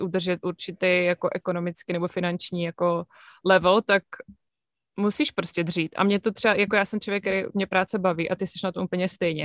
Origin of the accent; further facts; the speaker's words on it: Brno, South Moravian Region, Czechia; moved away as an adult; also born or lived in Plzeň; now in United States; narodila jsem se v Plzni a potom jsme se přestěhovali do Brna, kde jsem žila většinu mýho života